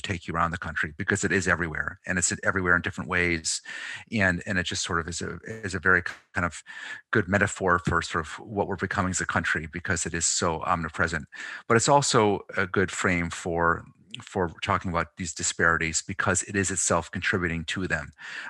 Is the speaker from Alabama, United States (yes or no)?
no; Pittsfield, Massachusetts, United States; Probably even goes back to my growing up in Pittsfield, Massachusetts, former GE town in Western Mass